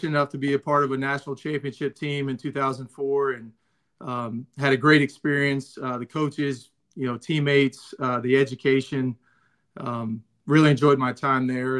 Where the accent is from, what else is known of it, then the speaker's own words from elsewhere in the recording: Gainesville, Florida, United States; moved away as an adult; also born or lived in Louisville, Kentucky / Harrisonburg, Virginia; now in Cincinnati, United States; I grew up down in Gainesville, Florida